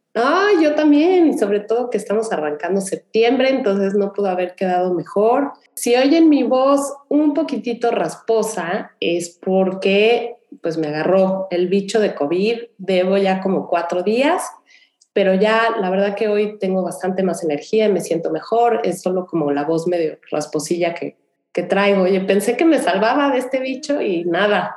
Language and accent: Spanish; Mexico City, Mexico; now in Houston, United States; yo soy de la Ciudad de México